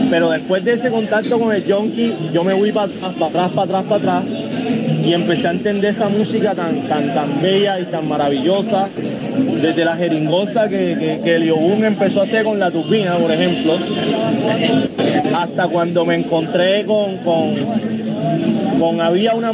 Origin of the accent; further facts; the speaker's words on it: Cartagena, Bolívar, Colombia; Yo, por ejemplo, soy de la María. Más champetúo no puedo ser. Yo vivo a dos calles de la calle que se llama la calle del Rey.